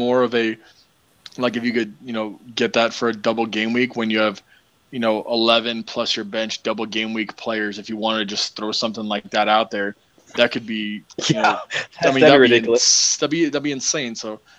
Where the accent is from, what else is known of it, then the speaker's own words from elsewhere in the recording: United States; Because I'm American. I'm from America.